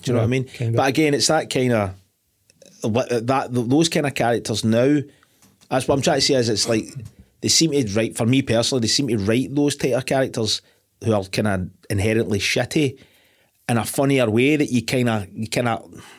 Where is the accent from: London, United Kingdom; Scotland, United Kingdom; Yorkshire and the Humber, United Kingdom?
Scotland, United Kingdom; I'm fucking Scottish